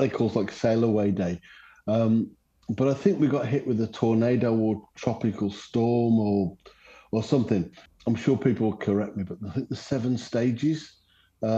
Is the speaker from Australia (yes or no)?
no; England, United Kingdom; I grew up in England